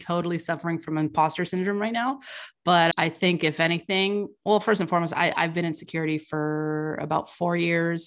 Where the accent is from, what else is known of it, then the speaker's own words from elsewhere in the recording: California, United States; I was raised in California